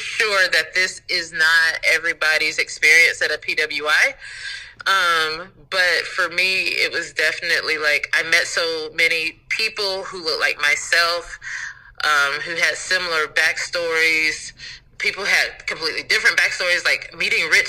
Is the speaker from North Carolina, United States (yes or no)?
yes; North Carolina, United States; So Chapel Hill, growing up in North Carolina, like, you know, you can go to, if you're on the college track, you could go to Chapel Hill or you can go to Duke